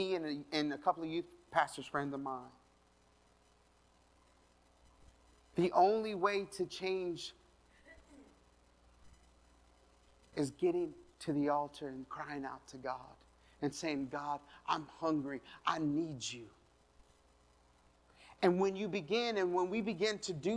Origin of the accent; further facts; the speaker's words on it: Colorado, United States; I'm from Colorado.